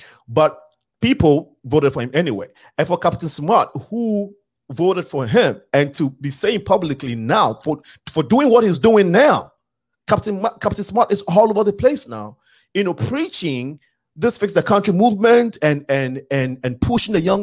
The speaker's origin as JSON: {"language": "English", "country": "Ghana", "said": "I'm Ghanaian, but I'm from Africa. But you know, I'm African, but I belong to the country Ghana."}